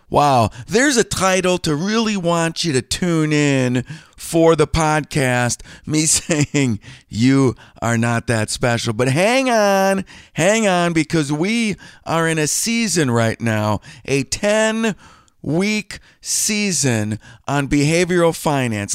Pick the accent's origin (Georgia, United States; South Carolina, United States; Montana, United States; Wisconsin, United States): Wisconsin, United States; I'm from Wisconsin